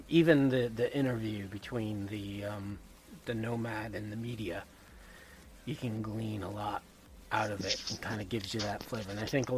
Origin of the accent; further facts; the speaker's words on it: Connecticut, United States; being from the Northeast, you know, I often hear people like, oh, where are you from? Connecticut